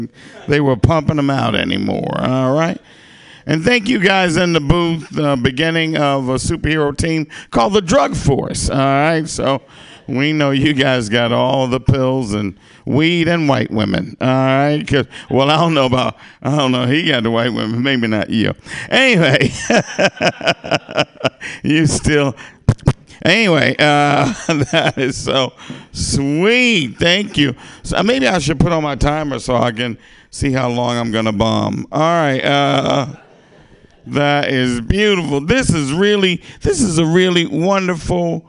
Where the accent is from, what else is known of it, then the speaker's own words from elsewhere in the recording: Arkansas, United States; my hometown, Arkansas.